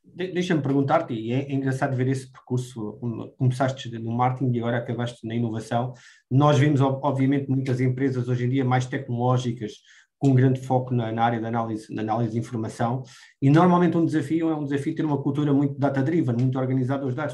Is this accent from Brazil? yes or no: no; Évora, Alentejo, Portugal; eu sou alentejano, nascido em Évora